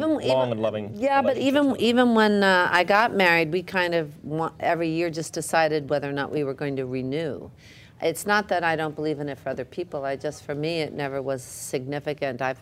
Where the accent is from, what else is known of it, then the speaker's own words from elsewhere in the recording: Jackson Heights, Queens, then New Jersey, United States; also born or lived in Manhattan, New York; I was raised in Jackson Heights and then New Jersey.